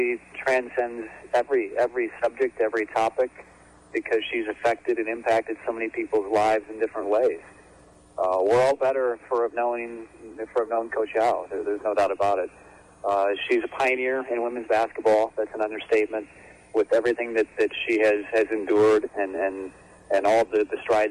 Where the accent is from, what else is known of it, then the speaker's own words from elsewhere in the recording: Chicago, Illinois, United States; moved away as an adult; now in Raleigh, United States; when I moved out to Raleigh, I grew up in Chicago. Came here in 1999